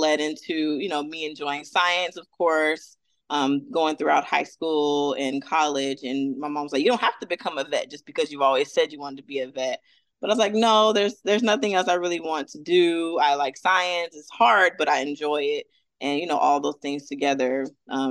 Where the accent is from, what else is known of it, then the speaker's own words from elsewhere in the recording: Atlanta, Georgia, United States; also born or lived in Fort Bragg, North Carolina; now in Orlando, United States; So I'm originally from, I say Atlanta because that's where I was raised